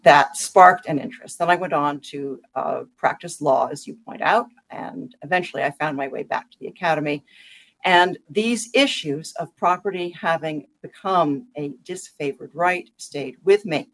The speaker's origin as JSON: {"language": "English", "town": "Washington", "region": "District of Columbia", "country": "United States", "tie": "born or raised there", "said": "I grew up in Washington, D.C."}